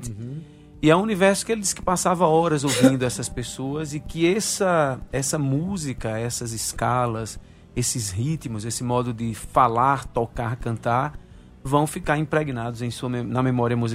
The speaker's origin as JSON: {"language": "Portuguese", "town": "Guarabira", "region": "Paraíba", "country": "Brazil", "tie": "born or raised there", "said": "melodias que eu vi na minha infância em Guarabira, que eu vi em, em, em Sapé, que eu vi nessas cidades do ao redor, né?"}